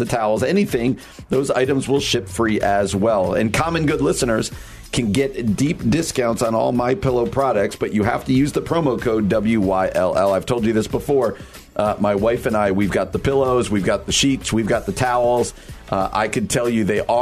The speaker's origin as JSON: {"language": "English", "region": "New Jersey", "country": "United States", "tie": "born or raised there", "moved": "yes", "said": "Like even my home state where I grew up in New Jersey."}